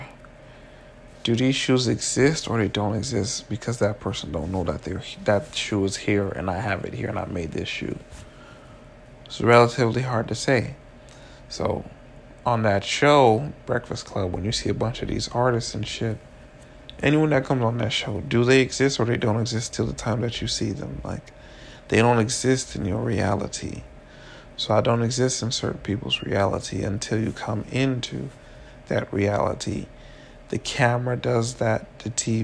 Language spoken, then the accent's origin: English; Miami, Florida, United States; also born or lived in Orlando; I grew up in Miami